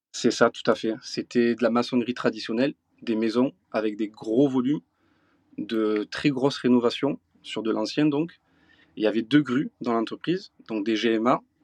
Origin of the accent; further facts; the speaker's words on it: south of France, France; je suis originaire du sud de la France, là où j'exerce mon métier de grutier depuis bientôt 15 ans, dans le Gard et dans les l'Hérault